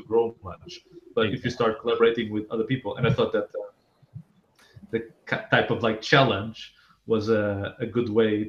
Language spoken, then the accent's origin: English; Portugal; moved away; I'm actually from Portugal